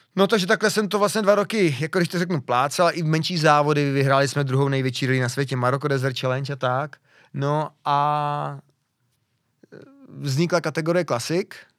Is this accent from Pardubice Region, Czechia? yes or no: yes; near Pardubice, Pardubice Region, Czechia; jsem kousek od Pardubic